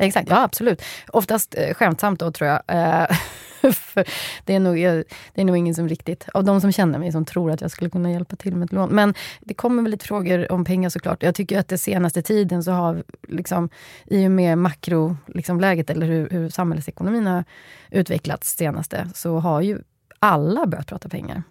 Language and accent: Swedish; Skövde, Västra Götaland, Sweden; Det är Skövde, ja. där jag kommer ifrån.